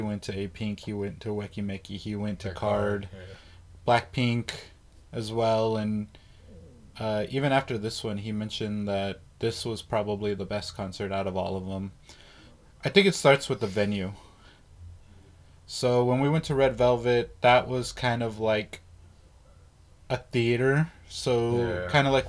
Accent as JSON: {"language": "English", "town": "El Paso", "region": "Texas", "country": "United States", "said": "We're from El Paso"}